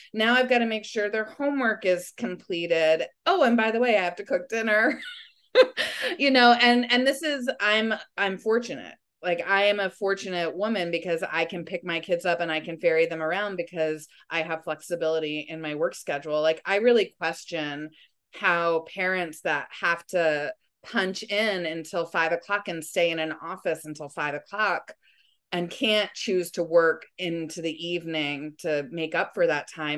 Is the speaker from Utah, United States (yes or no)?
no; Springs, New York, United States; also born or lived in Sag Harbor; I'm from Springs, like my children are going to spring school just like I did